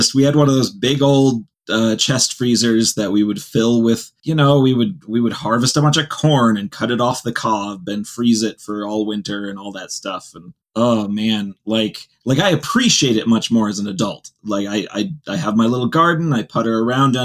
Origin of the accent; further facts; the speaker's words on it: Ohio, United States; now in Utah, United States; I grew up in Ohio, which has really bad mosquitoes. I grew up right up near the lake